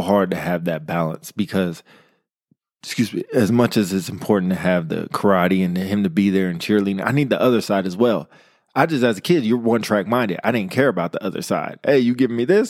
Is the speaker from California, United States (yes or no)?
yes; Modesto, California, United States; I come from Modesto, California. Shout out to the two oh nine, hard streets of Modesto